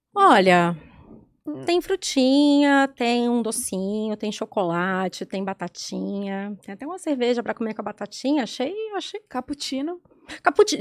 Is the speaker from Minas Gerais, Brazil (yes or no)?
yes; Belo Horizonte, Minas Gerais, Brazil; moved away as an adult; now in São Paulo, Brazil; eu sou de BH